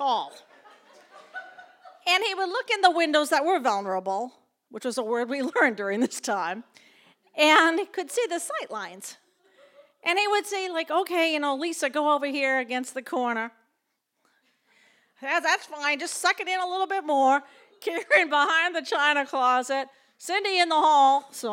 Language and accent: English; Lowell, Massachusetts, United States; also born or lived in Winchester, Massachusetts; I was born in Lowell, Massachusetts.